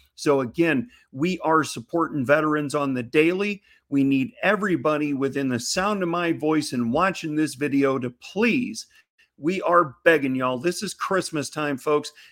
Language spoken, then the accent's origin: English; Missouri, United States; my home state of Missouri